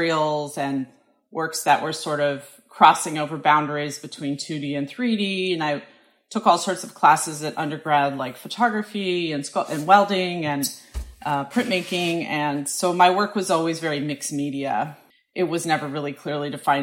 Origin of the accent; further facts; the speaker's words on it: Colorado, United States; moved away as an adult; also born or lived in Syracuse, New York / Hudson, New York; now in Brooklyn, United States; I grew up in Colorado, and our family spent a lot of time hiking